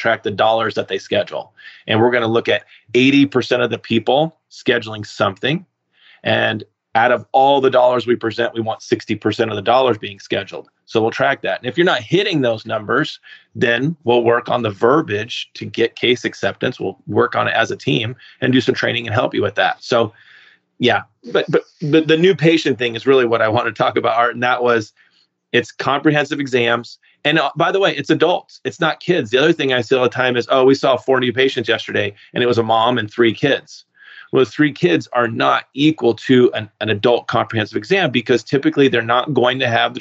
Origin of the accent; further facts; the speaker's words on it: California, United States; moved away as an adult; also born or lived in Maine; I was from California.